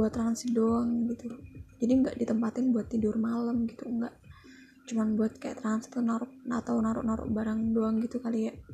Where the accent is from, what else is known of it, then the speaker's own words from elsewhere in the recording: Indonesia; ya gue emang orang Jawa